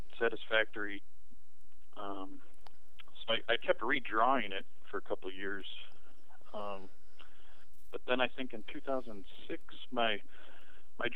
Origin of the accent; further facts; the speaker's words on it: Michigan, United States; moved away as an adult; I'm from Michigan.